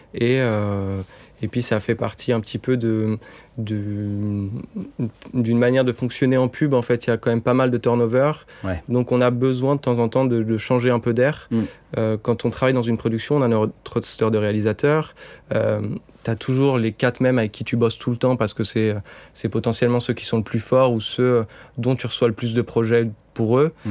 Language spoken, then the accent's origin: French; Bordeaux, Nouvelle-Aquitaine, France; now in Paris, France; je suis redescendu à Bordeaux, ma ville natale.